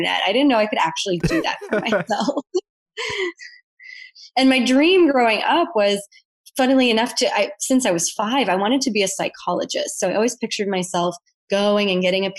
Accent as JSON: {"language": "English", "town": "Buffalo", "region": "New York", "country": "United States", "tie": "born or raised there", "moved": "as an adult", "lives_now": "Bali, Indonesia", "said": "So I'm originally from Buffalo, New York. So I'm American. I have been living abroad since 2013"}